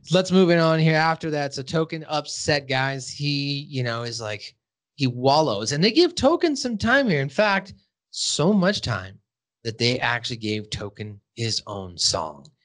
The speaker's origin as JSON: {"language": "English", "region": "Montana", "country": "United States", "said": "Actually, once I told them I was from Montana, they liked that because they knew that I wasn't just some fucking weirdo."}